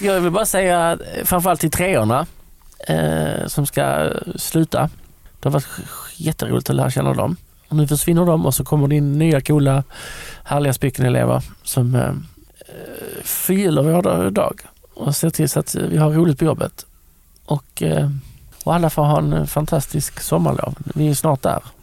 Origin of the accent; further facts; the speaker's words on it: Lund, Skåne, Sweden; jag är uppväxt i Lund